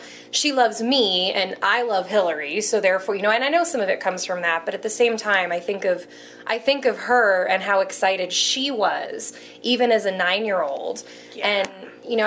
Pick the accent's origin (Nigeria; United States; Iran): United States; Denver, Colorado; also born or lived in California; I was born in California, but we moved to Denver when I was like 3 weeks old. So I count myself as a native